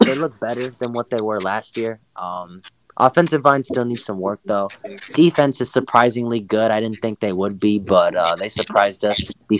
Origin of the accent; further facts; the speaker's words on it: the South, United States; I'm from the South, okay?